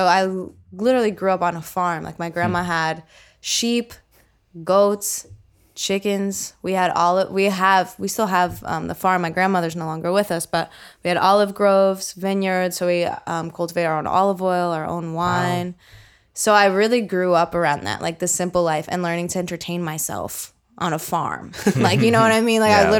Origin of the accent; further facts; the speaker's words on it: Bridgewater, New Jersey, United States; I did. I was born and raised in Central Jersey in a town called Bridgewater.